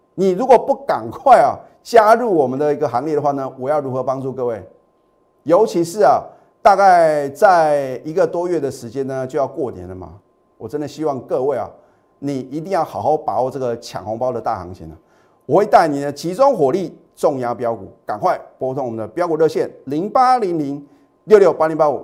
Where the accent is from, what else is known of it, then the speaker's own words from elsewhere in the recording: Taiwan; 我们台湾的话呢，我们，呃，中华民国的话呢，都是什么？放农历年嘛